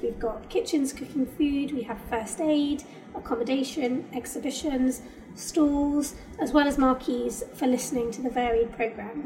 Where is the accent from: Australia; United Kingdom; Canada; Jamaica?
United Kingdom; I am British, and this I consider this like my home